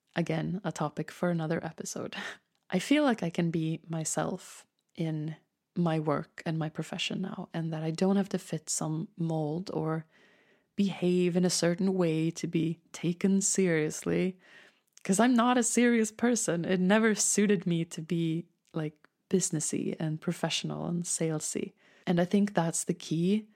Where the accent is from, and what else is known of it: Stockholm, Stockholm County, Sweden; born or raised there; accent: Swedish; English is a second language